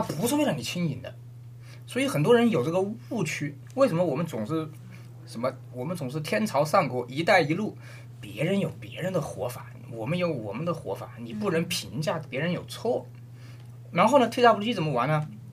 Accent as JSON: {"language": "Chinese", "country": "China", "said": "我们中国人"}